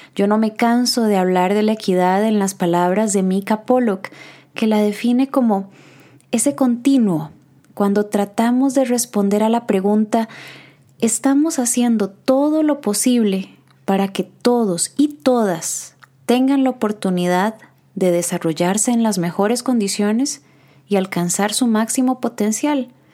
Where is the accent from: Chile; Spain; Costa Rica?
Costa Rica; Como psicólogos costarricenses